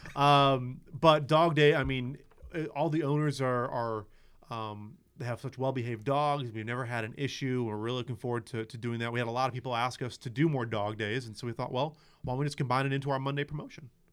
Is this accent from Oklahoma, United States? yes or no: no; Chicago, Illinois, United States; moved away as an adult; now in South Bend, United States; I grew up in Chicago